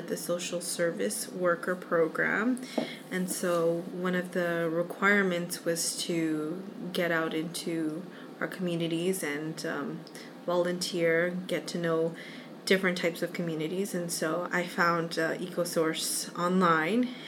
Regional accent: Brampton, Ontario, Canada; I'm from Brampton, but I do travel to Mississauga because it's not that far.

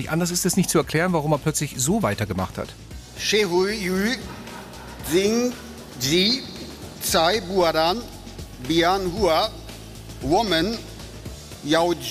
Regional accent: Wermelskirchen, North Rhine-Westphalia, Germany; ich bin 40 Jahre alt. Ich komme aus Wermelskirchen im rheinisch-bergischen Kreis.

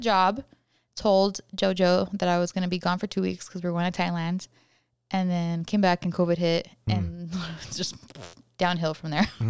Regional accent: Hacienda Heights, California, United States; I'm from California. Yes. It's a call town, Hacienda Heights, and it's not really even a town. It's not technically a city.

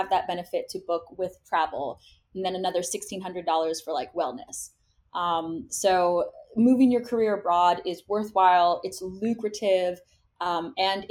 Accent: United States; moved away as an adult; now in Germany; I am Mexican American

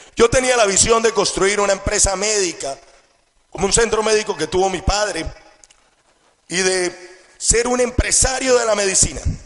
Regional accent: Colombia; Crezco en una familia con todas las condiciones y con toda la abundancia que cualquier jovencito quisiera tener. Estudio en uno de los mejores colegios del país

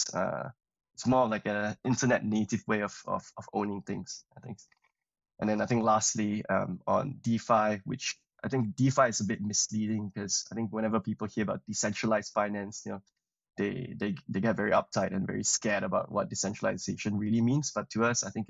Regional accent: Malaysia; moved away as an adult; also born or lived in Cambridge, United Kingdom; I'm originally from Malaysia, came over to the UK to study

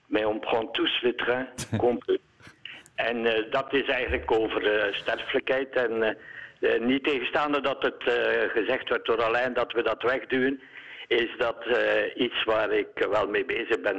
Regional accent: Eeklo, Flanders, Belgium; ik ben van Eeklo

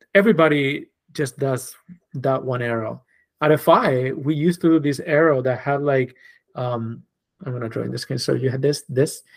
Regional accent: Spain; moved away as an adult; now in New York, United States; I was born and raised in Spain.

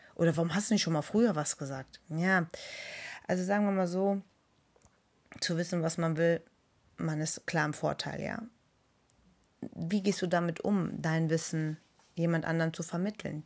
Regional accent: Germany; bei uns in Deutschland

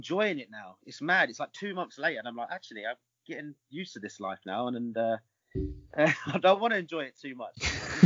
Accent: England, United Kingdom; I was born in England, so I've got Italian background, Italian heritage.

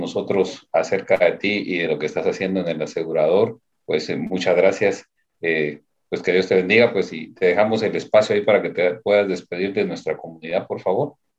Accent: Antigua Guatemala, Sacatepéquez, Guatemala; yo soy de la Antigua, yo soy panza verde

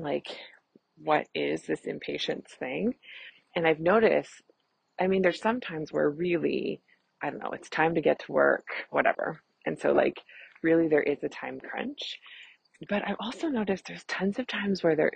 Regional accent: Canada; I'm a Canadian family physician

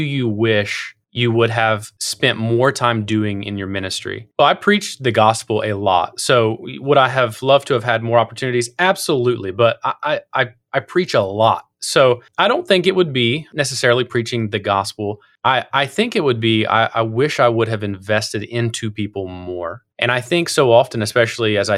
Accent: Southern Ohio, United States; moved away; the church I grew up in Southern Ohio

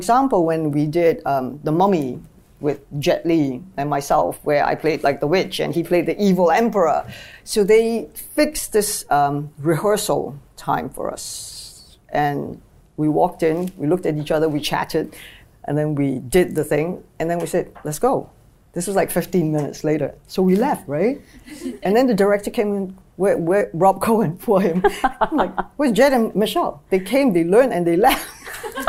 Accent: Malaysia; moved away as an adult; also born or lived in China; I come from Malaysia, and we're a very multiracial country

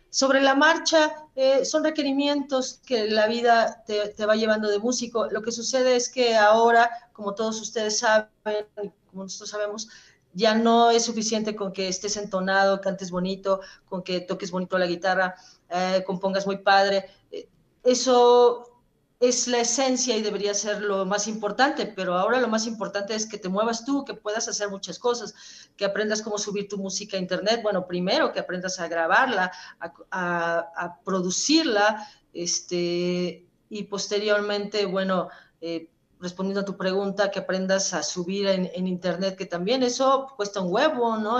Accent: Puebla, Mexico; somos poblanos

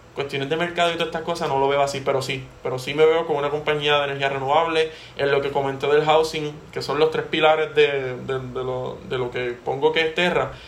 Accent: Puerto Rico; somos puertorriqueños

